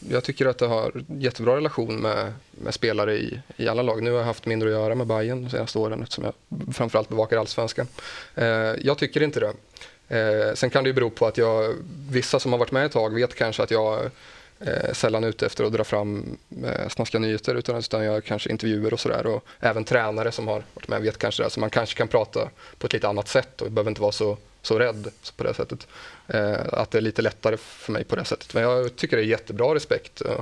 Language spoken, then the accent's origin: Swedish; Motala, Östergötland, Sweden; jag håller på Motala AIF från min hemstad.